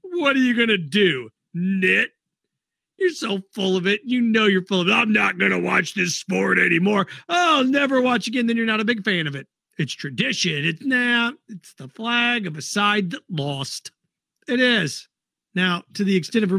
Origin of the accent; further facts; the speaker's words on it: Indianapolis, Indiana, United States; I grew up in Indy